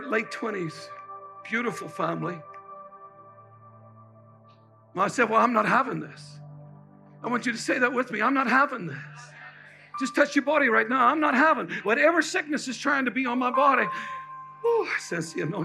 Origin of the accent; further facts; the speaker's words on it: Ireland; now in United States; I'm from Ireland